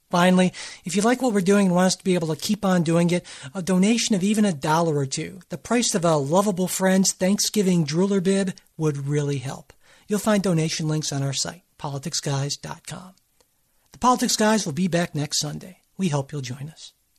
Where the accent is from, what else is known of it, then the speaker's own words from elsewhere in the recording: Cleveland, Ohio, United States; my hometown team, the Cleveland Cavaliers